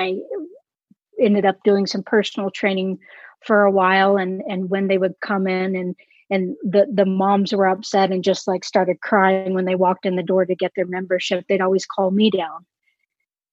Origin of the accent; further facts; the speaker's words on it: Austin, Texas, United States; moved away; originally I'm from Austin, Texas